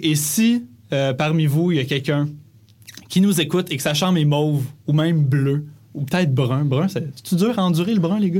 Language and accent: French; Granby, Quebec, Canada; moved away as an adult; now in Montreal, Canada; quand on est parti de Grimby cet été pour aménager à Montréal